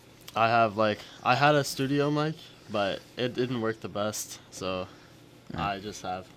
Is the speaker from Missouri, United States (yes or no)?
no; Cisne, Illinois, United States; I'm from Sisney. I'm a senior this year.